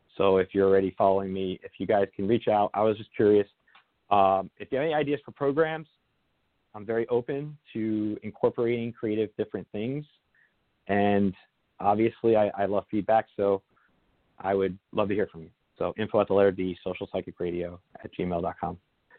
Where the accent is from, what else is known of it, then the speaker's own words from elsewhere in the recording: New Jersey, United States; I'm from New Jersey originally. A lot of people I know up there are suffering really badly.